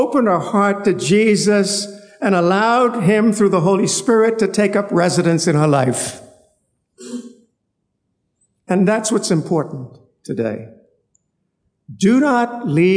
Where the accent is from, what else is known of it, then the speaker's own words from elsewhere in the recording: North Palmetto Point, Central Eleuthera, Bahamas; I'm from North Palmetto Point, Eleuther